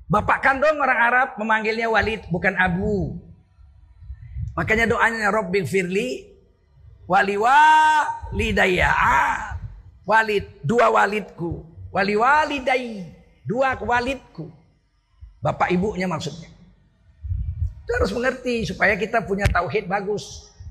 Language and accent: Indonesian; Indonesia; Orang Melayu juga menyebut pamannya itu ayah. Saya orang Melayu. Kami kalau memanggil saudara bapak kami, ayah.